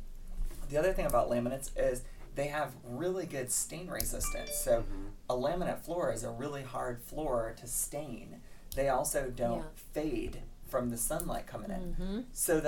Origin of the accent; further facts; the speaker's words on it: Michigan, United States; moved away as an adult; now in Ohio, United States; I'm from Michigan